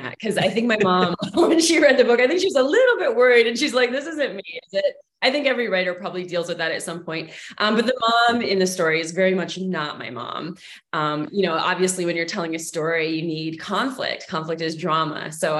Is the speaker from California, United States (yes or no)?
no; Massachusetts, United States; also born or lived in Texas / Pittsfield, Massachusetts; So I actually grew up in Massachusetts. I was born in Texas, but I moved to Massachusetts when I was in elementary school.